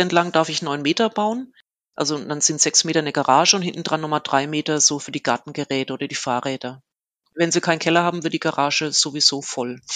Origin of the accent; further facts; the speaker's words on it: Kitzingen, Bavaria, Germany; moved away as an adult; now in Würzburg, Germany; ich komme eigentlich aus Kitzingen, das ist in der Nähe von Würzburg